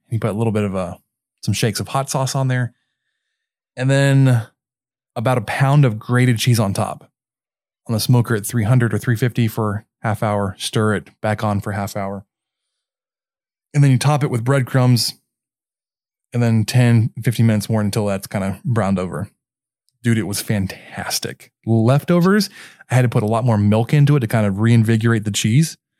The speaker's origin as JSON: {"language": "English", "town": "Mesquite", "region": "Texas", "country": "United States", "tie": "born or raised there", "said": "based in Mesquite, which is what my hometown"}